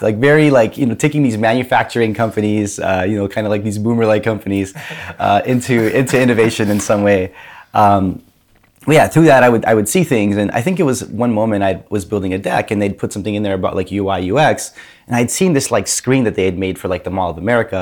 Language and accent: English; Grand Rapids, Michigan, United States; moved away as an adult; I grew up in Grand Rapids, Michigan